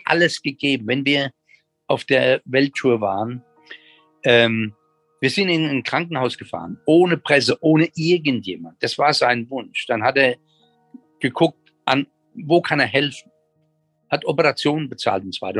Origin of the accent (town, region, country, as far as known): Germany